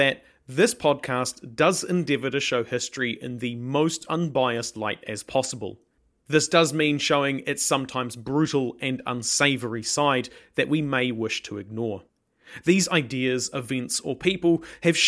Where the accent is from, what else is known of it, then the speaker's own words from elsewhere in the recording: New Zealand; I'm a Kiwi born and bred, having lived in Aotearoa all my life.